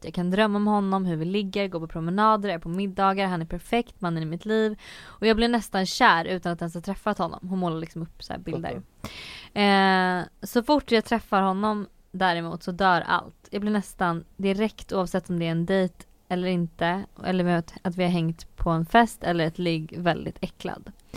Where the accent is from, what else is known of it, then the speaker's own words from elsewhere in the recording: Söderköping, Östergötland, Sweden; i Norrköping då som var den här större staden för jag är från Söderköping